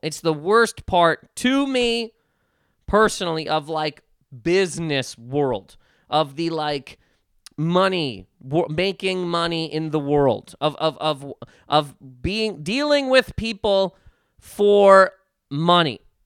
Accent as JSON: {"language": "English", "region": "Nova Scotia", "country": "Canada", "tie": "born or raised there", "said": "growing up in Nova Scotia"}